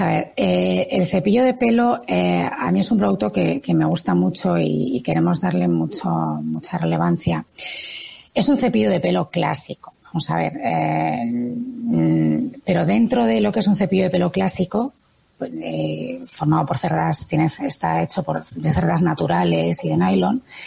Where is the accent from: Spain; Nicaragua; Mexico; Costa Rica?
Spain; Galicia; mis vivencias en mi tierra, yo soy gallega